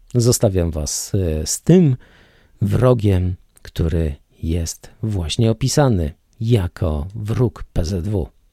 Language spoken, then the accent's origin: Polish; Poland; jako Polak, jako rodowity Polak z krwi i kości mieszkający od dziada, pradziada na tych ziemiach